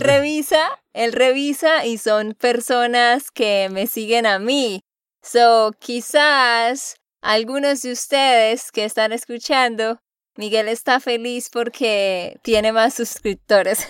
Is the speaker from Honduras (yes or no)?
no; Santander, Colombia; de Santander, Colombia